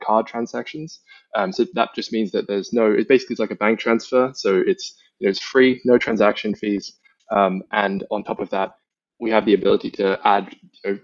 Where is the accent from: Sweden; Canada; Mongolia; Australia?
Australia; now in London, United Kingdom; I grew up in Australia